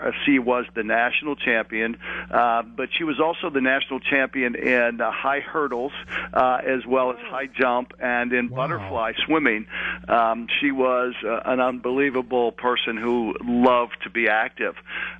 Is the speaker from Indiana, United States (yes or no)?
no; Bethel Park, Pennsylvania, United States; also born or lived in Clairton, Pennsylvania; We moved from Clairton to Bethel Park.